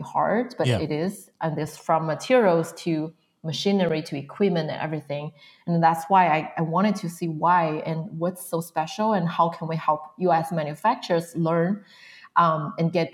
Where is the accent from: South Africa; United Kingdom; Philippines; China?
China; a small town not far from Beijing, northern China; moved away as an adult; also born or lived in Pennsylvania, United States / Arizona / Portland / Seattle; now in United States; I was born and raised in China, mainland of China. So I was born from a small town not far from Beijing, so north part of China